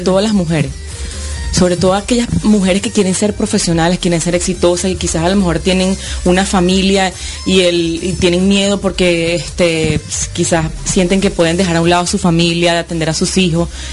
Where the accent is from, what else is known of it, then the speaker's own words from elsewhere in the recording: Venezuela; moved away as an adult; now in Florida, United States; soy venezolana